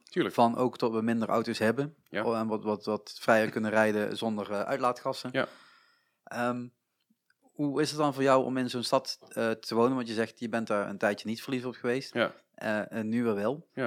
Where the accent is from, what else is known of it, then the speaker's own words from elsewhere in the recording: Reuver, Limburg, Netherlands; ik kom gewoon uit Reuver, daar gebeurt helemaal niks.